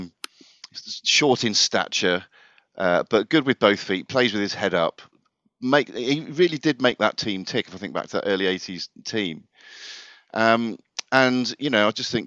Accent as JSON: {"language": "English", "area": "Devon", "region": "South West England", "country": "United Kingdom", "tie": "born or raised there", "also_born_or_lived": "Ipswich", "said": "I was born in Ipswich, accident of birth, so that meant I was Ipswich through and through, whether I liked it or not. But then we moved to Devon when I was about 2 years old"}